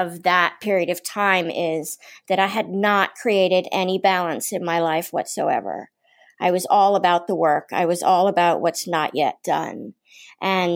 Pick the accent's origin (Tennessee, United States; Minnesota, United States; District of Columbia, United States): District of Columbia, United States; Washington; I'm from Washington, D.C.